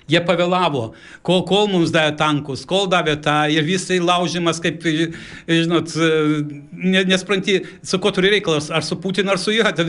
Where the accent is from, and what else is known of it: Lithuania; moved away; also born or lived in Stockholm, Sweden